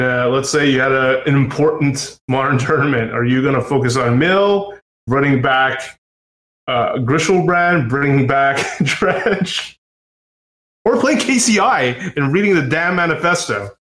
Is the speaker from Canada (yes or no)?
yes; Canada; us Canadians